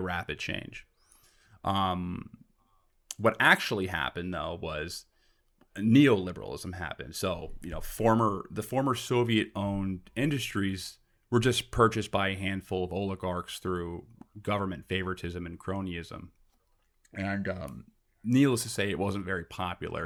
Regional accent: New York, United States; I'm from New York and, you know, we're used to this, like, metropolis

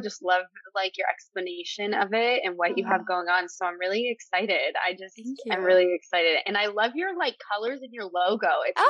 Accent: Massachusetts, United States; moved away as an adult; also born or lived in California; now in Arizona, United States; Yeah. I grew up in Massachusetts, and so I went to college out there

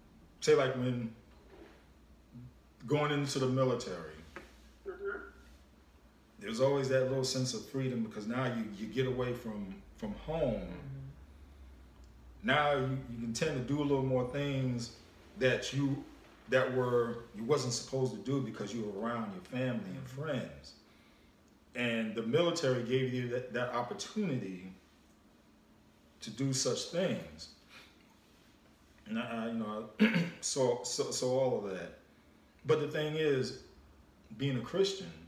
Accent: New York, United States; growing up in New York, growing up around the environment I was

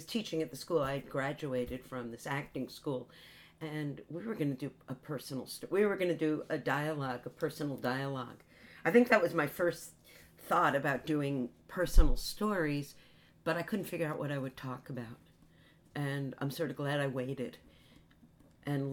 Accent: Jersey Shore, New Jersey, United States; I'm East Coast. I grew up on the Jersey Shore

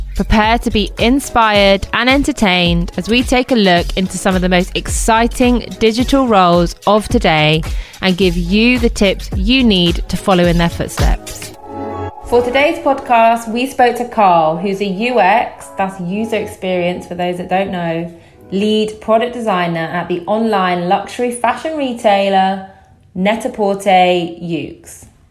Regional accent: Bristol, South West England, United Kingdom; moved away as an adult; now in London, United Kingdom; I'm originally from Bristol. I've been living in London for over six years

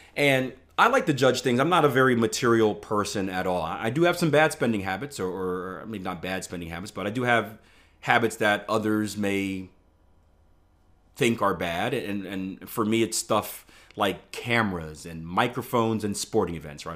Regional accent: Philadelphia, Pennsylvania, United States; I, I, I grew up in Philadelphia in, in, in urban area

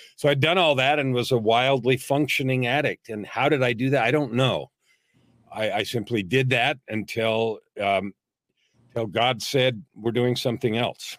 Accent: San Francisco, California, United States; I was born in San Francisco, raised in the San Francisco Bay Area, native California

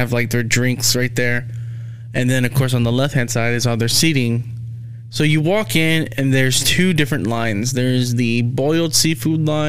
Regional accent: Houston, Texas, United States; I told him we're from Houston

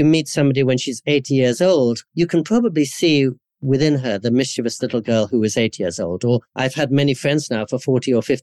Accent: England, United Kingdom; also born or lived in India / California, United States; now in Japan; growing up in Anglican schools in England

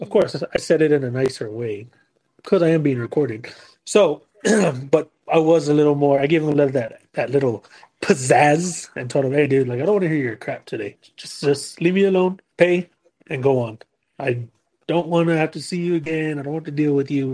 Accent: San Antonio, Texas, United States; we're from San Antonio.

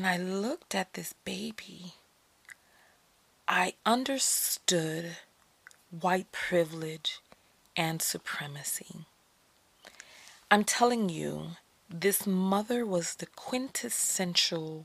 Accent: New York, United States; moved away; I'm from New York

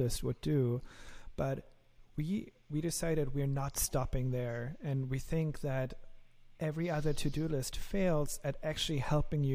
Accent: Germany; accent: German; my lovely German accent

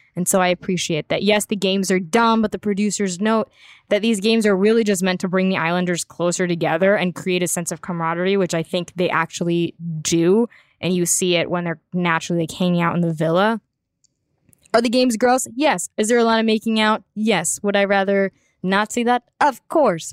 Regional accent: United States; as an American

